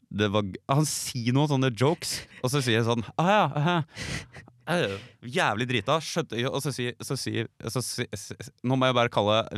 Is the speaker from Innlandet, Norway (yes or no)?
no; Geilo, Buskerud, Norway; du som er bergenser, du er vel stadig vekk på Geilo, der jeg er fra?